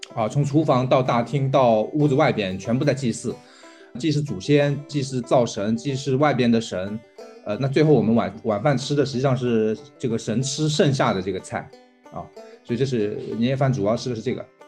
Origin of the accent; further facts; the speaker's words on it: Jiaxing, Zhejiang, China; 来自浙江嘉兴。我们的机构叫梅和鱼啊，我们主要是养蚕，然后做传统的蚕丝被